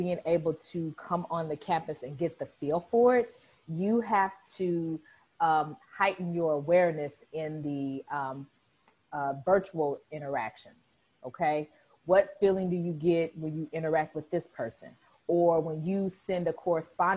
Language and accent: English; Southern Illinois, United States; moved away as an adult; also born or lived in Northeast Missouri / St. Louis, Missouri; I'm from Southern Illinois, which is about 2.5 hours south of St. Louis